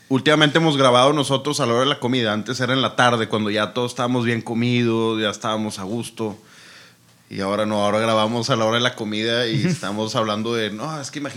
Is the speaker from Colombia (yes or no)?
no; Monterrey, Nuevo León, Mexico; Aquí, aquí, yo creo que Monterrey, digo, somos dos regios